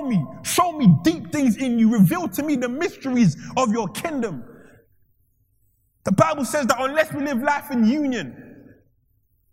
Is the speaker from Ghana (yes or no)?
yes; Ghana; I'm from Ghana